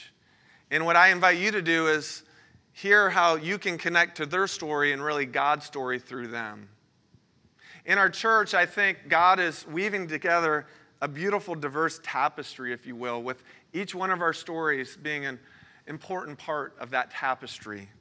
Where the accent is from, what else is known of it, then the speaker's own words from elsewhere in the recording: Florida, United States; moved away; I'm originally from Florida